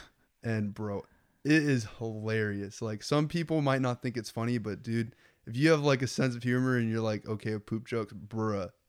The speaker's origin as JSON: {"language": "English", "town": "Lincoln", "region": "Nebraska", "country": "United States", "tie": "born or raised there", "said": "Well, I, I grew up in Lincoln, and Lincoln is like, it's it's like all white people and Mexican people, you know."}